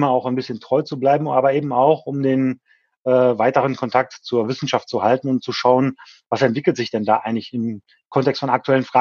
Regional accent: Krefeld, North Rhine-Westphalia, Germany; her komme ich eben aus dem Umfeld der Hochschule Niederrhein, nämlich aus Krefeld, ah, äh, okay. äh, Niederrhein. Mhm. Ähm, also klassischer Niederrheiner

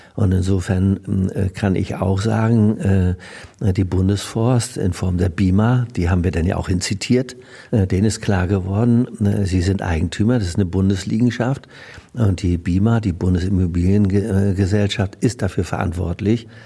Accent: Neuhaus, Germany; Ich habe ja meine Karriere als äh, Jugendlicher tatsächlich auch in der Feuerwehr in Neuhaus begonnen

